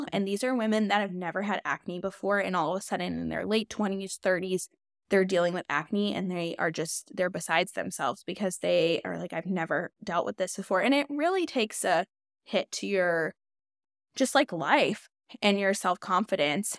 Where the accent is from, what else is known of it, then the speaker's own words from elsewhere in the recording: Chicago, Illinois, United States; moved away as an adult; now in Nashville, United States; I'm originally from Chicago um but I've been in Nashville for about 8 years now